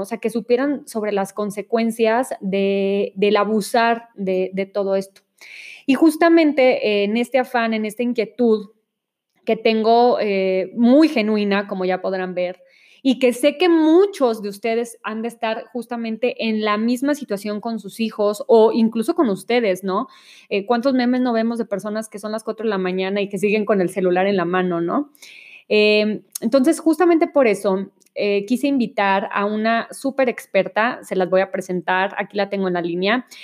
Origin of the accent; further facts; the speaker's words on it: Monterrey, Nuevo León, Mexico; now in Mexico City, Mexico; yo soy de Monterrey y cuando llegué a vivir a la Ciudad de México